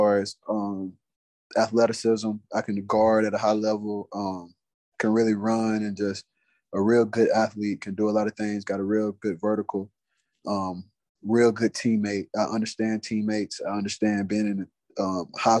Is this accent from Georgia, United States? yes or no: yes; South Georgia, United States; I grew up in South Georgia